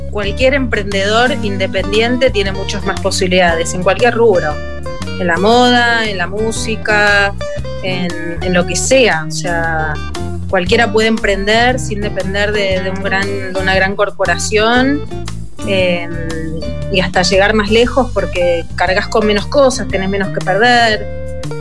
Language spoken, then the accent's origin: Spanish; Córdoba, Argentina; born there; also born or lived in Buenos Aires; En realidad yo nací en Córdoba, mis padres son cordobeses. Eh, y mi mamá es la única que quedó en Buenos Aires, porque es ahí donde vivimos por última vez todos juntos.